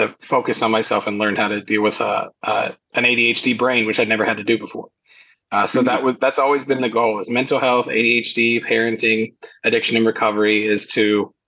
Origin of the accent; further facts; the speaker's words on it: Kentucky, United States; I'm in Kentucky.